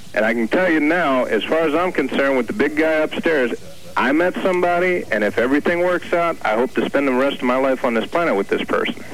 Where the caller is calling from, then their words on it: New Jersey, United States; we're calling here from New Jersey.